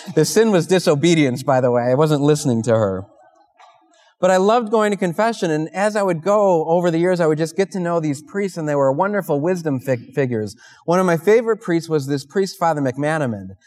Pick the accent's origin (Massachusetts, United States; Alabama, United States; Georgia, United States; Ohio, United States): Ohio, United States; Parma; I'm from Holy Family in Parma